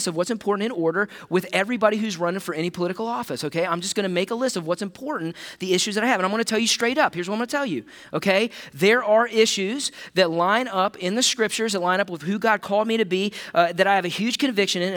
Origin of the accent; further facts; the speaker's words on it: United States; as an American